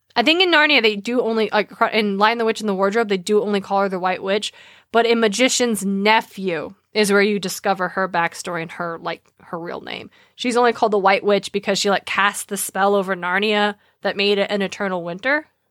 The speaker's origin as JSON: {"language": "English", "region": "Idaho", "country": "United States", "said": "We are from Idaho"}